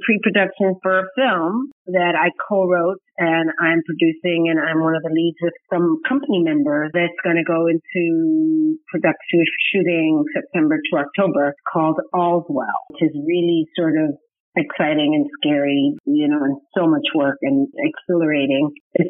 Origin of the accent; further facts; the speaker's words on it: New York City, New York, United States; growing up in New York City.